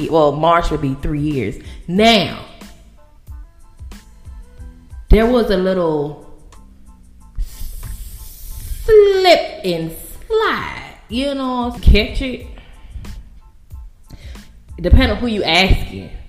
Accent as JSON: {"language": "English", "country": "Bahamas", "moved": "yes", "said": "I am from the Bahamas"}